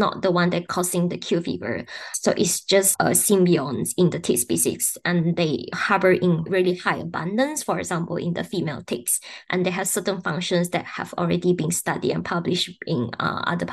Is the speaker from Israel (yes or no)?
no; Sarawak, Malaysia; moved away; I was born in Sarawak, Borneo Islands. So I went back to my home state